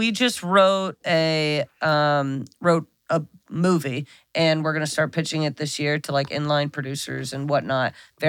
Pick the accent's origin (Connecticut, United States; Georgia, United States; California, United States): Connecticut, United States; moved away